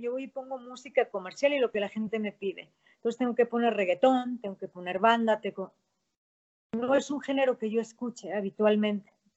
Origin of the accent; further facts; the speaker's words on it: León, Guanajuato, Mexico; Yo soy guanajuatense, soy panza verde